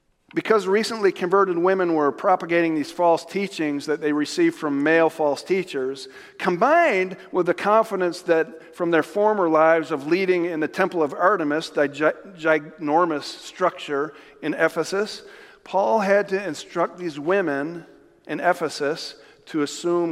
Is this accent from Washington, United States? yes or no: no; Jamestown, New York, United States; near my hometown in New York. Not New York City, but Jamestown, New York